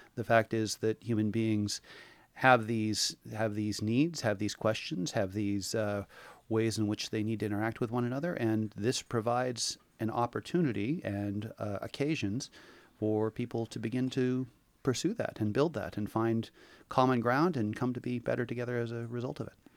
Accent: Portland, Oregon, United States; moved away as an adult; also born or lived in Hawaii; now in Seaside, United States; I was born and raised in Portland

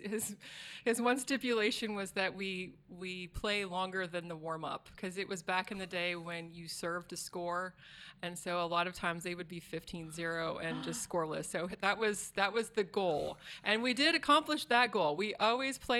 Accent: Springfield, Oregon, United States; also born or lived in Warrenton, Oregon; I grew up in the Eugene Springfield area, out in the country of the Mohawk Valley

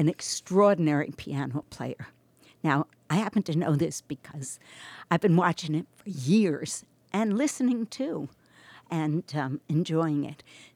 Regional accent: New York, United States; also born or lived in Boston; now in Astoria, United States; I'm from New York and lived in Boston

